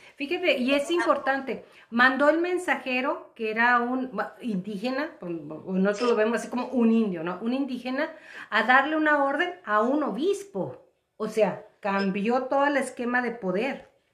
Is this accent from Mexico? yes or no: yes; Mexico; nosotros como mexicanos